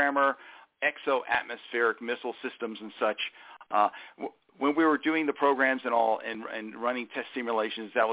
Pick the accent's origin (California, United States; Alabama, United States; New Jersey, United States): Alabama, United States; Huntsville; also born or lived in Port Jefferson, New York; I was born in Port Jefferson, Long Island, New York. Lived there for the first 6 or 7 years of my life. And then my dad took a job and moved to the family down south and lived in Huntsville, Alabama, space and rocket city, capital of the world, for more than 30 years